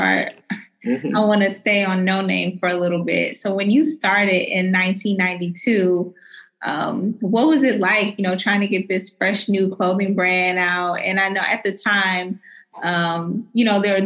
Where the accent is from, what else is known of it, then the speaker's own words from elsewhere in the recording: New York, United States; moved away; I'm originally from New York, too